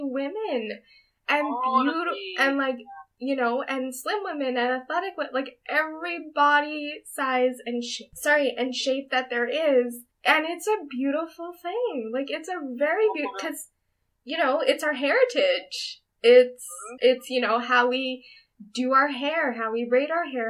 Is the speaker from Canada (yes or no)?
yes; Canada; as first gen Canadians